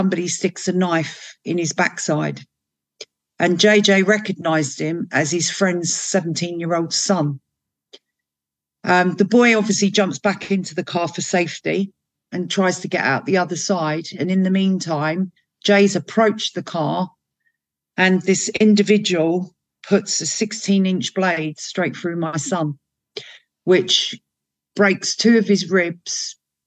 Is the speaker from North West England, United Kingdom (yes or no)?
no; London, United Kingdom; our family came from Northern Ireland. We grew up in the Caledonian Road area. Then we moved to Upper Street.